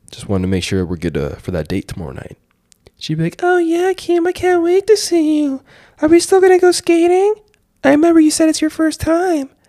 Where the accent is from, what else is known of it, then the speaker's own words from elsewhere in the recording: Canada; I'm a Canuck. I'm a Canadian because I can skate on the ice.